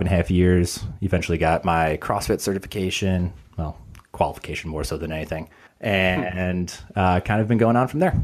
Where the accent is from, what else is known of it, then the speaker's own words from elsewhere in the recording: Chicago, Illinois, United States; moved away as an adult; now in Los Angeles, United States; so I'm originally from Chicago, transplant over